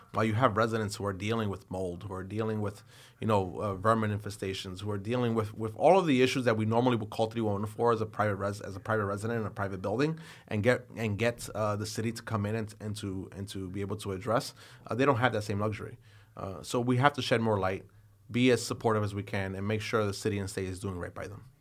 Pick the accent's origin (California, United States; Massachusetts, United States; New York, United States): New York, United States; New York City; as a New Yorker, as an elected official